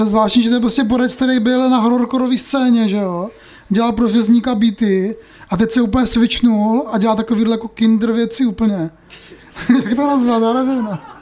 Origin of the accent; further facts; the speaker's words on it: Moravia, Czechia; my jsme vlastně z Moravy